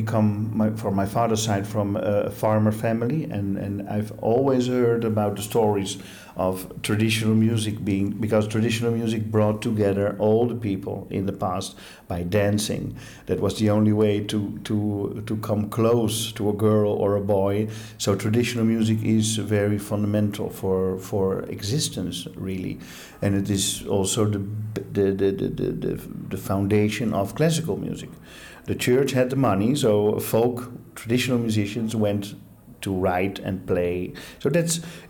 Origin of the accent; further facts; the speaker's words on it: Netherlands; As an Italian Dutchman, born and raised in Holland with an Italian father